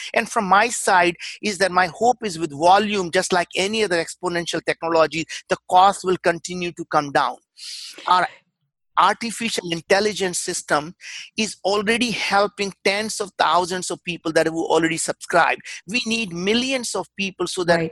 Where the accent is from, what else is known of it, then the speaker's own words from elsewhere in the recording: India; English is a second language; moved away as an adult; now in United States; I grew up in India. We were very, very poor